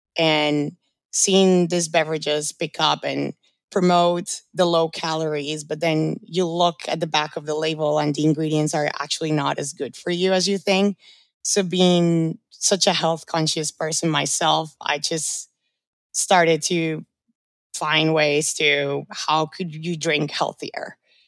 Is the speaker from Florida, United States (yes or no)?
yes; Orlando, Florida, United States; also born or lived in Colombia; now in New York, United States; I moved to the States when I was 12. I'm originally from Colombia. I was raised in Orlando, and I've been living in New York for about 8 years.